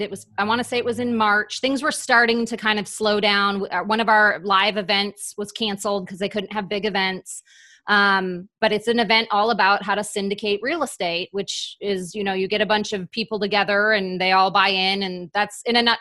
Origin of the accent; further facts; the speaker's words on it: Wisconsin, United States; my hometown in Wisconsin